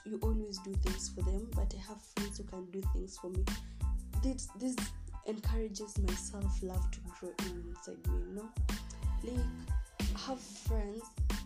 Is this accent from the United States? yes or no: no; Kenya; I'll be speaking a bit of Kiswahili and English because I'm a Kenyan